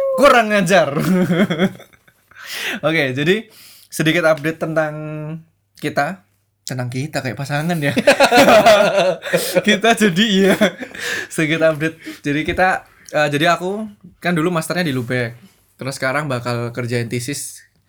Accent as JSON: {"language": "Indonesian", "area": "outside Surabaya", "region": "East Java", "country": "Indonesia", "tie": "born or raised there", "said": "Aku tuh dari SD e, yang terpencil, bukan terpencil di luar Surabaya"}